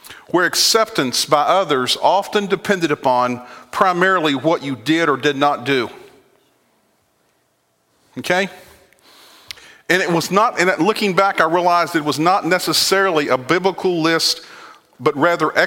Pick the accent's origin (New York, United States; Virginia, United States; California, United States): Virginia, United States; moved away; I grew up on the East Coast in Virginia, and I grew up in a Southern Baptist background.